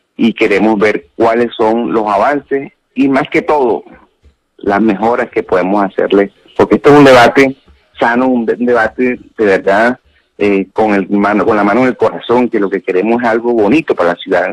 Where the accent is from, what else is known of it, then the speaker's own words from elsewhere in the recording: Barranquilla, Atlántico, Colombia; como barranquillero